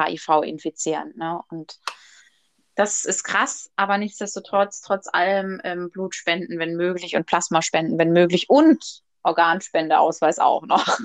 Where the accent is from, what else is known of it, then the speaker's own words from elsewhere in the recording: Germany; Bei uns in Deutschland